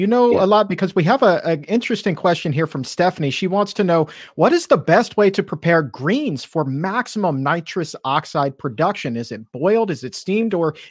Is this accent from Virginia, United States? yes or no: yes; Norfolk, Virginia, United States; Norfolk, Virginia, my hometown.